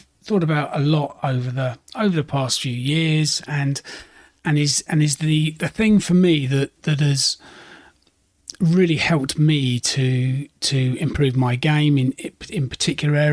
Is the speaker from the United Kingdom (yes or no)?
yes; United Kingdom; being a Brit